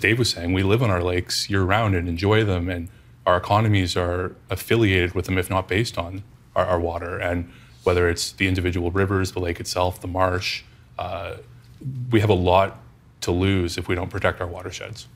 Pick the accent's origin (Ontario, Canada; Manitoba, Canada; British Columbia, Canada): Ontario, Canada; Bradford West Gwillimbury; growing up in Bradford, West Gullinbury, we're the carrot capital of Canada